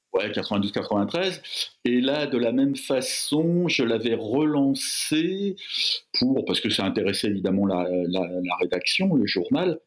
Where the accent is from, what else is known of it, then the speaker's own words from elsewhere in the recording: Fontenay-sous-Bois, Île-de-France, France; la ZUP de mon enfance à Fontenay-sous-Bois